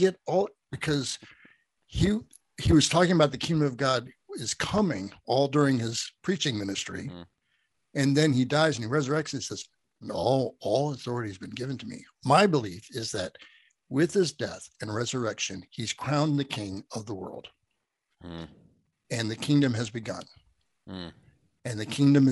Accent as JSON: {"language": "English", "country": "United States", "said": "I'm American"}